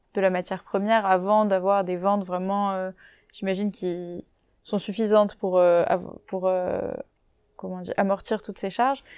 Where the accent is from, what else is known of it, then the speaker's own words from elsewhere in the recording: Castres, Occitania, France; now in Paris, France; j'habite à Paris en ce moment, et pareil, je viens de Castres, donc une toute petite ville dans le sud-ouest